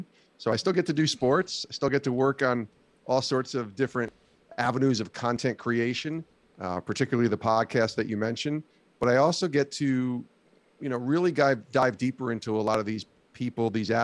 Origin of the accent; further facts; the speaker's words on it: Albany, New York, United States; moved away as an adult; I was a local radio producer out of college for 3 years at a news talk station in Albany, New York, which I loved working there. It was in my backyard, in my hometown